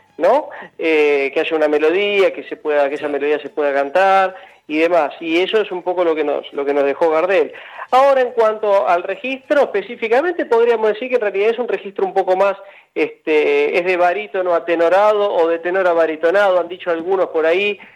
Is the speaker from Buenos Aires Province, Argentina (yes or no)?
yes; La Plata, Buenos Aires Province, Argentina; esta misma ciudad, que por otro lado es una ciudad a, la cual yo le tengo muchísimo afecto porque es mi ciudad natal.